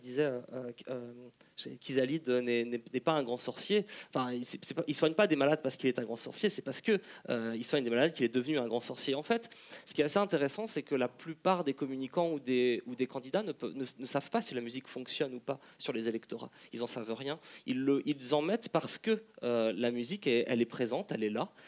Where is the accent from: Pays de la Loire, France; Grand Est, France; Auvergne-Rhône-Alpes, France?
Auvergne-Rhône-Alpes, France; Lyon; je, viens, je viens de Lyon